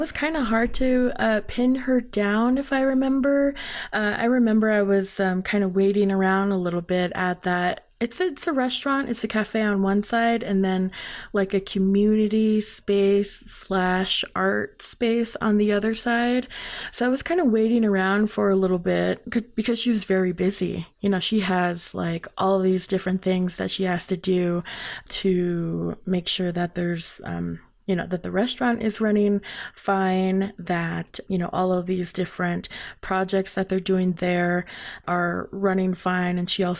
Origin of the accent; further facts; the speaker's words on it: Crownpoint, New Mexico, United States; Just like myself, I grew up in Crown Point where there wasn't a lot, and I knew I just wanted to bring other people's passion to light